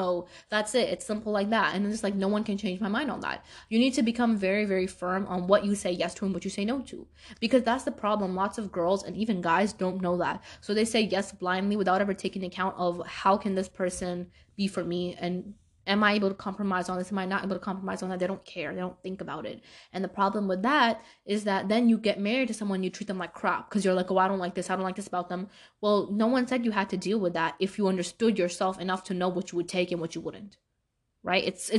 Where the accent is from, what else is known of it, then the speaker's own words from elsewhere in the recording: Pakistan; I'm Pakistani.